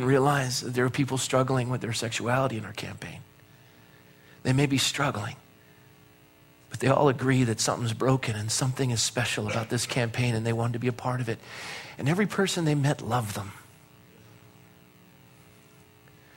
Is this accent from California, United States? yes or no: yes; Coronado, California, United States; I was raised in Coronado